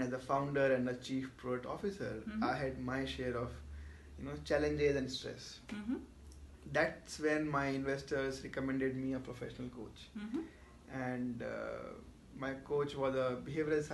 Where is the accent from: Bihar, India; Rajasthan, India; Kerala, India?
Rajasthan, India; Jaipur; moved away; also born or lived in Mumbai; I am natively from Jaipur